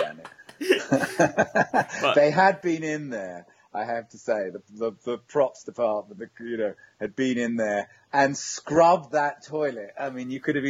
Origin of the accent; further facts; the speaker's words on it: London, United Kingdom; As a Londoner, I'm used to ducking and diving around